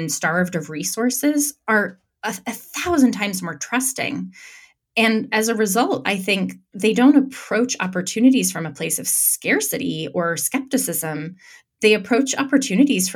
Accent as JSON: {"language": "English", "town": "Santa Fe", "region": "New Mexico", "country": "United States", "tie": "born or raised there", "said": "I was raised in Santa Fe, New Mexico, which is an artist colony."}